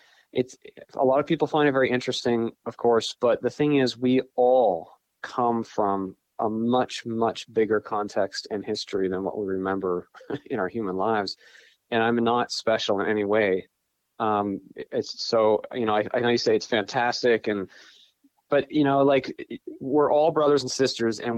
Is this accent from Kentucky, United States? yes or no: no; northwestern Pennsylvania, United States; I grew up in northwestern Pennsylvania. I'm there at the moment